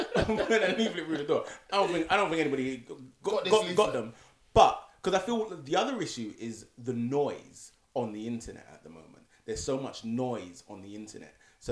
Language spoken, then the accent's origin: English; United Kingdom; This is written in law, but you know, we're the British.